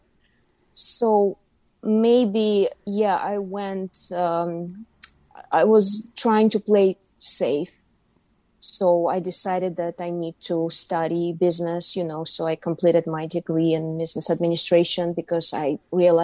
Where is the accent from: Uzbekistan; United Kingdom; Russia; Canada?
Uzbekistan; moved away as an adult; now in New York City, United States; I'm from Uzbekistan. So I was born and raised in Uzbekistan. Lived there till I was 29 years